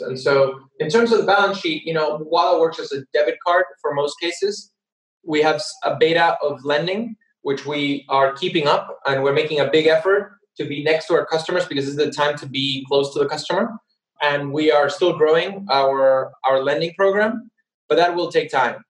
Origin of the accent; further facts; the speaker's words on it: Argentina; moved away as an adult; also born or lived in United States / United Kingdom; my home country, Argentina